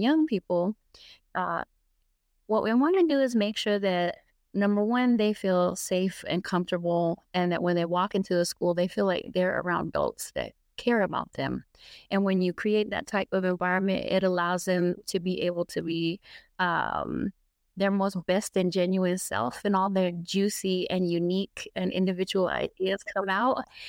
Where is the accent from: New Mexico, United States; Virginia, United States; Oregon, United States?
New Mexico, United States; Albuquerque; I grew up here in Albuquerque, New Mexico